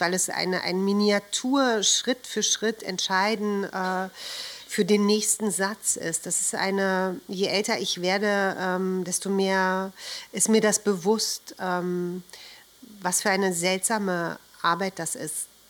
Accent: Berlin, Germany; Ich bin in Berlin geboren

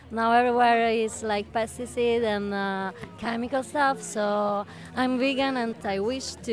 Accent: Southern Italy, Italy; English is a second language; from Italy

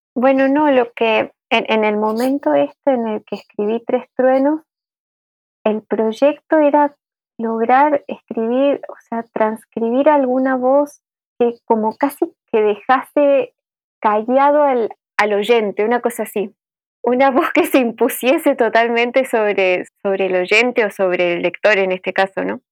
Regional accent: Aristóbulo del Valle, Misiones, Argentina; moved away as an adult; also born or lived in Buenos Aires; yo viví hasta los 18 en un pueblo de Misiones que se llama Aristóbulo del Valle

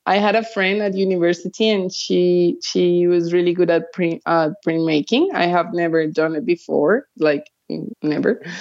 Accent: Cali, Valle del Cauca, Colombia; I went to art school in Bogota. So I grew up in Cali. Then I came back to Bogota when I was 18 and I studied visual arts

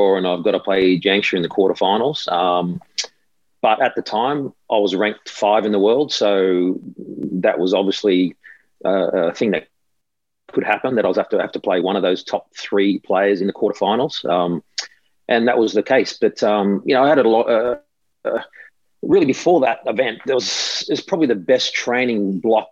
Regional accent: Australia; playing it on your home soil

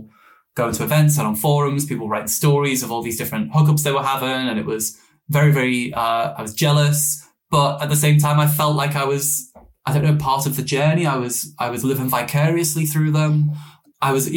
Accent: Liverpool, North West England, United Kingdom; moved away as an adult; also born or lived in Newcastle, North East England; I grew up in Liverpool for 19 years and then in the Northeast for 6

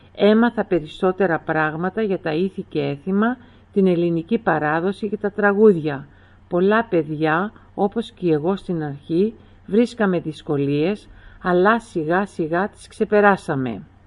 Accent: Melbourne, Victoria, Australia; Όλοι οι υπόλοιποι γεννηθήκαμε στην Αυστραλία, στη Μελβούρνη

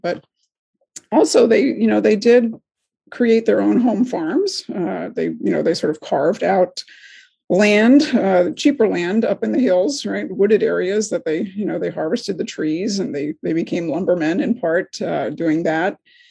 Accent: Hawaii, United States; So there is a Portuguese presence, certainly in my hometown in Hawaii, and in a lot of other locations that I think deserves a little more attention.

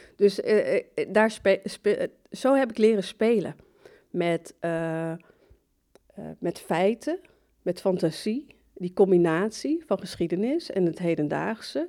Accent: Barneveld, Gelderland, Netherlands; moved away as an adult; also born or lived in Morocco; now in Amsterdam, Netherlands; ik ben in Marokko geboren, Ik kom uit een islamitische familiegezin, ehm, opgegroeid in Barneveld, de Bijbelbelt

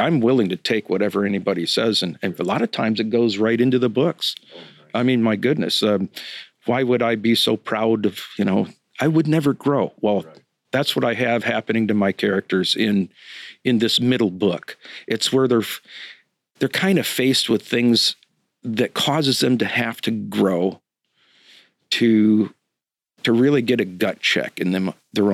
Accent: Grand Rapids, Michigan, United States; moved away as an adult; also born or lived in Washington State; I was born and raised in Grand Rapids, Michigan.

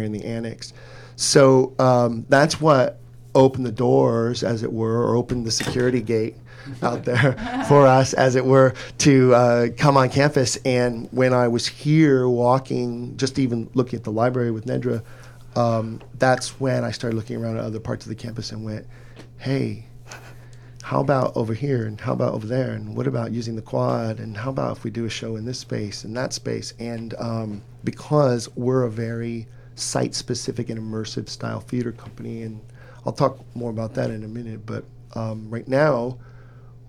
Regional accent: Riverside, California, United States; I'm from the Inland Empire here in Southern California originally. I'm from Riverside

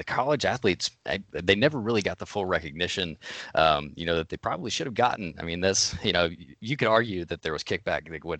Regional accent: Illinois, United States; But I'm from Illinois originally.

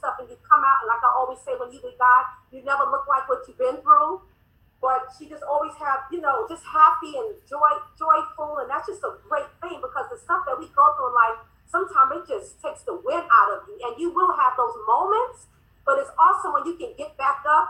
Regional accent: New York, United States; we're the New York girls

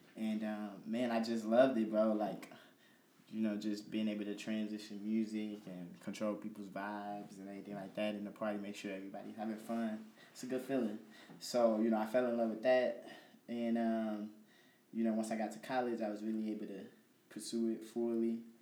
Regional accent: Chicago, Illinois, United States; moved away as an adult; now in Peoria, United States; I'm actually from Chicago, um, but you know I'm out here for school, going to Bradley

